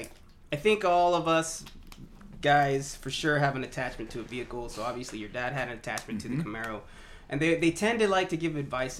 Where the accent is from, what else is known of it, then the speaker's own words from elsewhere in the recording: Fresno, California, United States; moved away as an adult; now in Portland, United States; I'm from the Fresno area. I told my dad I was moving to Portland